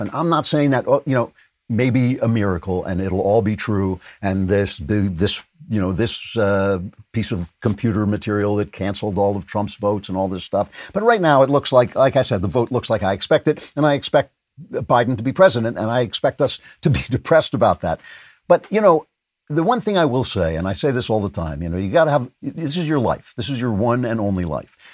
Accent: Nassau County, New York, United States; That's where I grew up in Nassau County

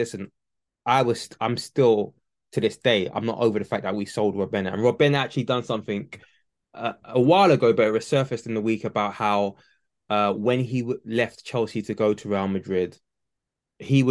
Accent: Nigeria; I'm Nigerian

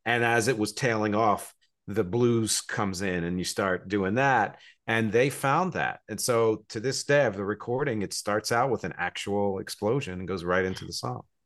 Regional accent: New Jersey, United States; moved away as an adult; also born or lived in Philadelphia, Pennsylvania; now in New York City, United States; I was born in Philadelphia, grew up in New Jersey, I live here in New York City. I've been here for about 23 years.

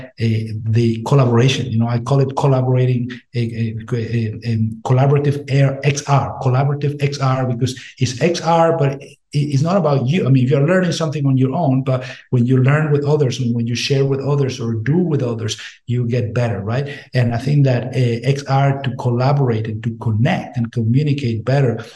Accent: Venezuela; moved away as an adult; now in United States; I'm from Venezuela. I went to med school in Venezuela, and I came to the States as a foreign medical grad

